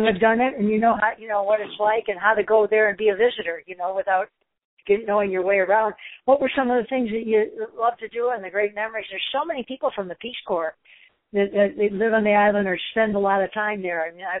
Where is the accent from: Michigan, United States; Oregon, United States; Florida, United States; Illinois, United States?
Michigan, United States; Detroit; I am here in my hometown, downtown Detroit, and I'm just happy to be here.